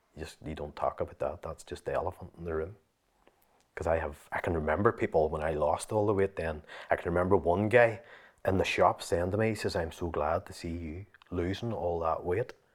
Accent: Limavady, Northern Ireland, United Kingdom; my own wee car lot in the town where, that I'm actually from, Lamavady

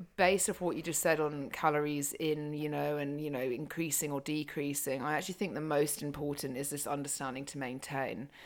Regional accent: United Kingdom; I'm very British

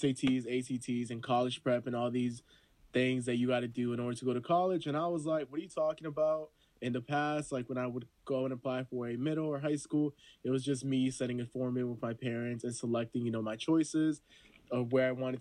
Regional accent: Honduras; moved away; I'm from Honduras, I'm a first gen

